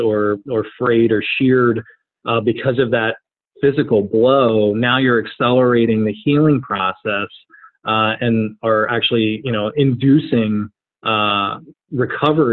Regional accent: New Jersey, United States; I grew up in New Jersey

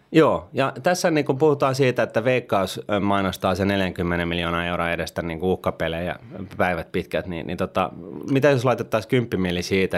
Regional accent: Finland; Me kun vielä kasvettiin niin kuin Suomessa

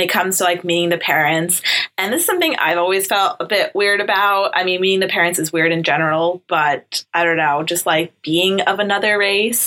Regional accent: New York, United States; I'm from America. I'm from New York.

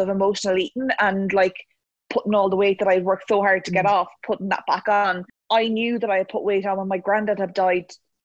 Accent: Cavan, Ulster, Ireland; I'm from Cavan

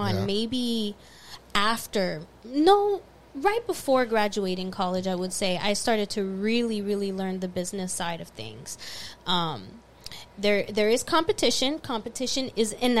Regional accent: Florida, United States; I'm from Florida

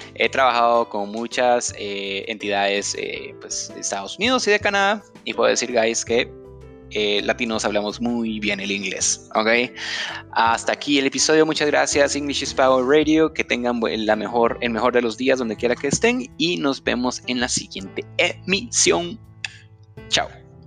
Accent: Guatemala; en Guatemala le decimos eh, feriado

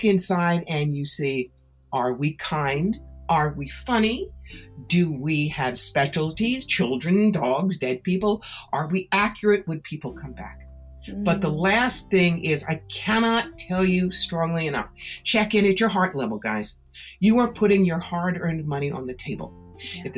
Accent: Philadelphia, Pennsylvania, United States; also born or lived in New York; now in Schoharie Valley, New York, United States; a girl who grew up around Philly

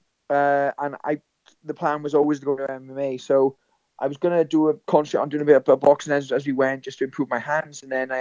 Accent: Blaenavon, Wales, United Kingdom; born or raised there

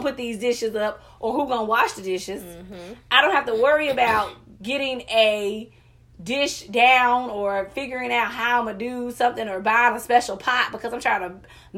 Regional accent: the South, United States; I grew up in the South.

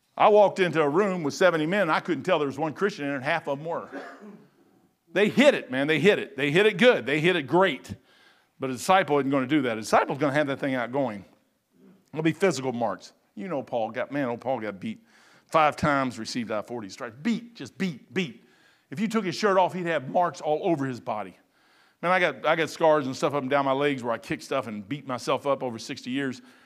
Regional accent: United States; I'm American true bone. I'm all the way through and through, man. I'm American.

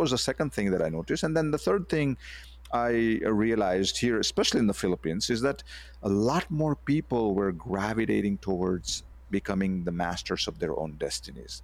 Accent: India; moved away as an adult; also born or lived in United States; I, I grew up in India, and then I went to the U S, uh, to continue my, uh, education in computer science

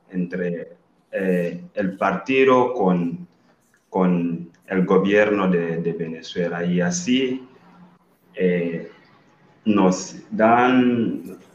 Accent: Zambia; Spanish is a second language; Allá en mi país, estudiar medicina, la gente solo que pueden son los ricos la gente que tiene mucho dinero

